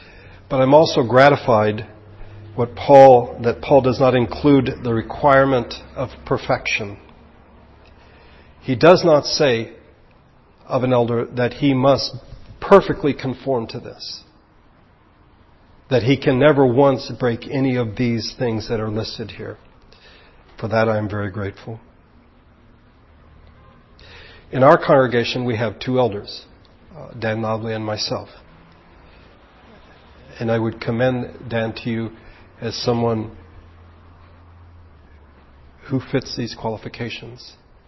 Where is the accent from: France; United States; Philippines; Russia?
Philippines; I'm American, but I grew up in the Philippines in a different culture.